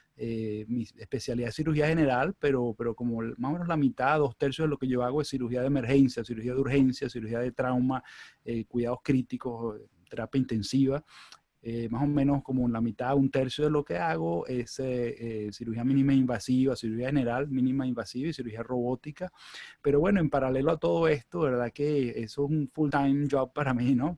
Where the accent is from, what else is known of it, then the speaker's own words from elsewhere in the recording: Venezuela; moved away as an adult; also born or lived in Chicago / Michigan; now in United States; yo soy venezolano, yo, yo nací, me crié en Venezuela